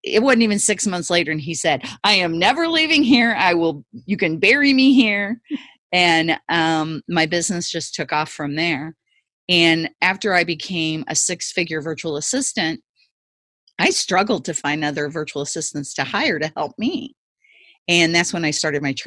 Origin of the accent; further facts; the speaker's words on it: Ferguson, Missouri, United States; I actually grew up in Ferguson, Missouri, that's where I grew up